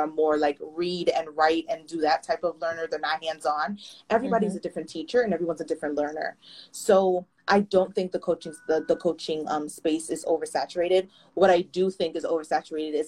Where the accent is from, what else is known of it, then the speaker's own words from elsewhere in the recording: New York City, New York, United States; I'm from the Bronx, you know that I work in New York